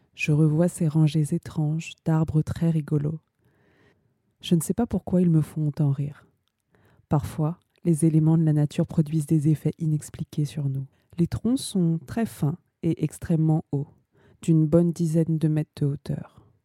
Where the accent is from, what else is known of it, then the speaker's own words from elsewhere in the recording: Ivry-sur-Seine, Île-de-France, France; now in Paris, France; je suis née à Ivry-sur-Seine. Je vis à Paris